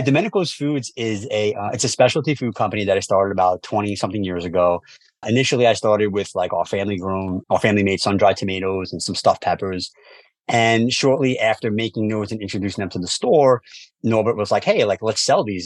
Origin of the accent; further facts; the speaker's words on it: New York City, New York, United States; growing up in New York City